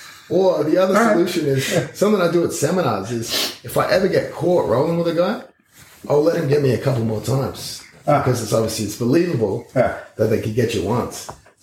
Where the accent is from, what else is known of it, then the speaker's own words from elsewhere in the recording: Australia; being an Australian